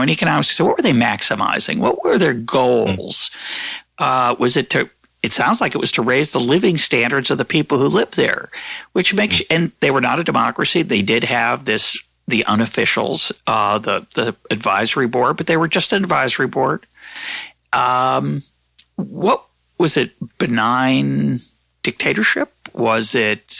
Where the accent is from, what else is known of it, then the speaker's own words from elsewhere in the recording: United States; I'm an American